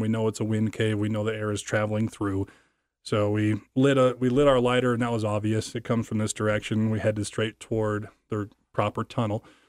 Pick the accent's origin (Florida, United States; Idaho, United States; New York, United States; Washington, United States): Idaho, United States; American Falls; now in Idaho Falls, United States; I now live in Idaho Falls, Idaho. I was from American Falls, Idaho.